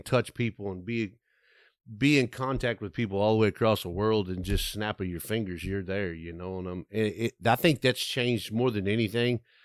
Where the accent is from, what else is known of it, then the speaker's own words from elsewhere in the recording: west of Abilene, West Texas, United States; I grew up kinda in West Texas, I'm in f, west of Abilene